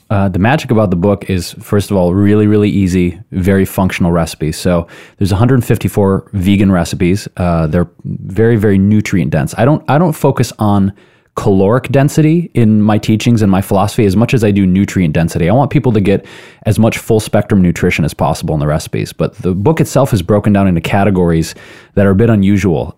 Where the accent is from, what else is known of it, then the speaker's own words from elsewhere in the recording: Detroit, Michigan, United States; moved away; also born or lived in Chicago / New York; I grew up in Detroit, lived in Chicago, New York